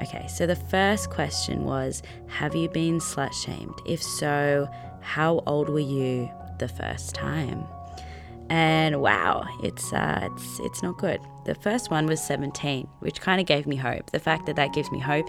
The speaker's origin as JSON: {"language": "English", "country": "Australia", "said": "as an Australian"}